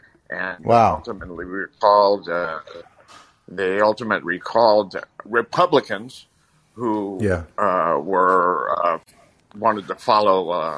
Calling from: Redding, California, United States; I'm calling from Redding, California, Shasta County, a very red district

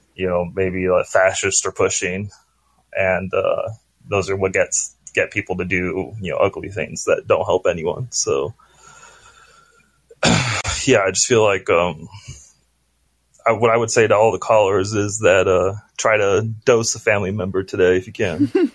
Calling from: Oregon, United States; I'm calling from Oregon

